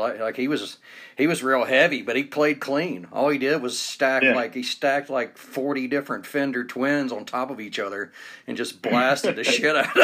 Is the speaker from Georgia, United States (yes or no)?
yes; Atlanta, Georgia, United States; moved away as an adult; now in Utah, United States; I'm from Georgia and it just kind of comes out that way